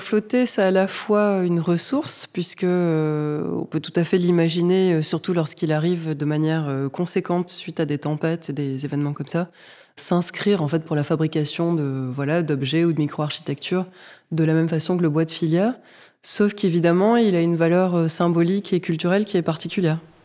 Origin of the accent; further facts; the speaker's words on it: Nîmes, Occitania, France; moved away as an adult; also born or lived in Paris; je suis née à Nîmes. J'ai fait un certain nombre d'études et travaillé à Paris et j'habite aujourd'hui à Nîmes